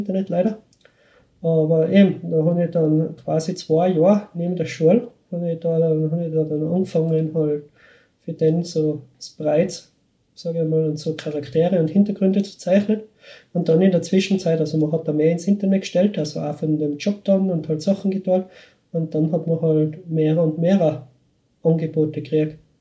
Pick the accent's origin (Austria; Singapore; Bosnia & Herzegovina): Austria; Schwaz, Tyrol; accent: Tiroler Dialekt; now in Vienna, Austria; ich bin in Schwarz bin ich aufgewachsen